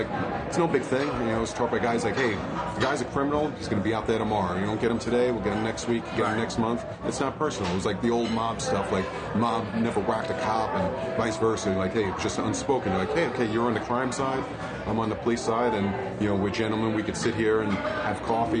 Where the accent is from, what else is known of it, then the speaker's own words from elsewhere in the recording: New York City, New York, United States; growing up in New York City, seeing how it, you know, went from, you know, decent to horrible.